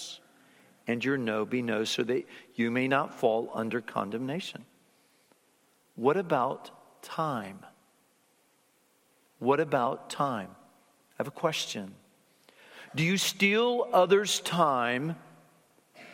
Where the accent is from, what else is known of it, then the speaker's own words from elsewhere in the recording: Fort Lauderdale, Florida, United States; I remember growing up in Fort Lauderdale, Florida